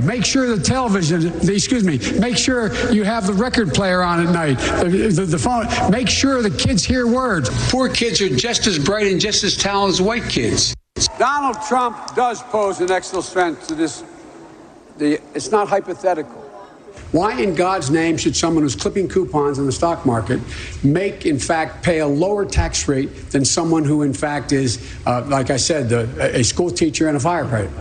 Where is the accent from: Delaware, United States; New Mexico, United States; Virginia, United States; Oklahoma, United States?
Delaware, United States; Wilmington; Delaware News Journal, I should say. That's my hometown team